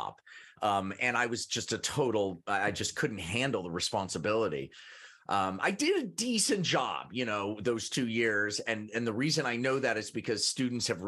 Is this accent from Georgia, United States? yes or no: no; Kansas, United States; moved away as an adult; I grew up in Kansas